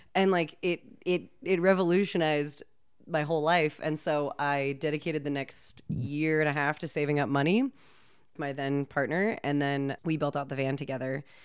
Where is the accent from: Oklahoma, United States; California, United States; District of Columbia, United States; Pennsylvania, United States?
California, United States; I grew up in California